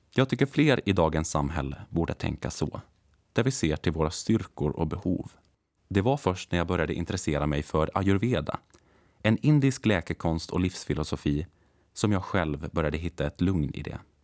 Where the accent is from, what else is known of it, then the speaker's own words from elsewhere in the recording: Lumparland, Åland Islands; moved away as an adult; also born or lived in Hannover, Germany; now in Stockholm, Sweden; född och uppvuxen i Lumpaland